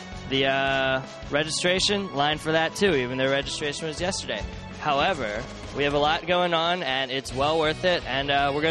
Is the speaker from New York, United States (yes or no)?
no; Pennsylvania, United States; I'm from Pennsylvania